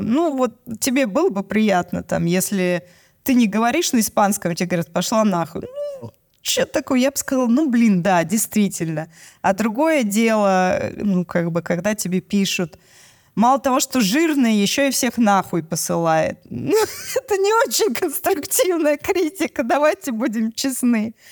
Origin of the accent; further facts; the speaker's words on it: Moscow, Russia; У нас в Москве, я из Москвы